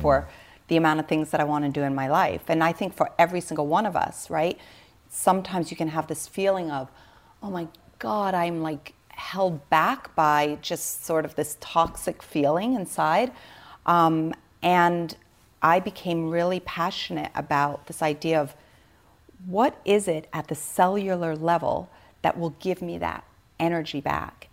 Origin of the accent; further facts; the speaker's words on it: Switzerland; I was born in Switzerland. I was literally born on a biodynamic farm